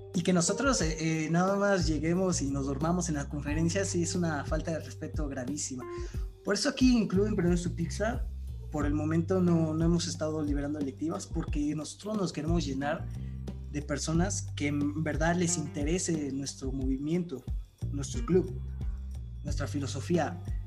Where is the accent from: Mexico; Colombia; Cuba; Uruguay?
Mexico; nosotros ya no somos el futuro de México